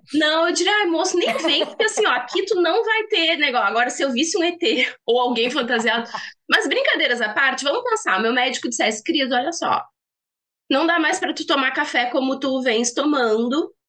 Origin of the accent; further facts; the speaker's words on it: Rio Grande do Sul, Brazil; como boa gaúcha